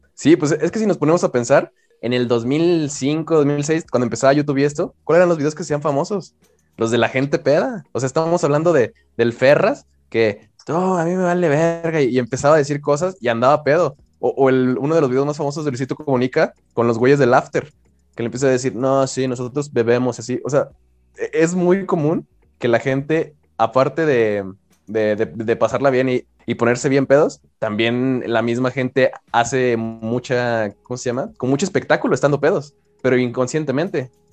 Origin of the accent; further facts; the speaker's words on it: Mexico; yo siento que tengo que ser mexicano y como buen mexicano